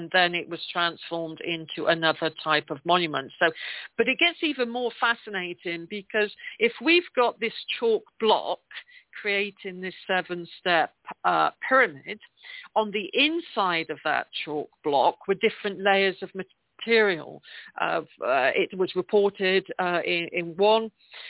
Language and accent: English; England, United Kingdom; accent: English; That's my English accent.